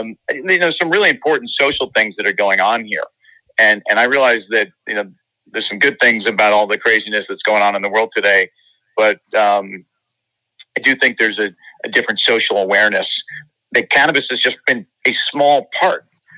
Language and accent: English; New York, United States; I'm a New Yorker, and, you know, I live amongst diversity and embrace it.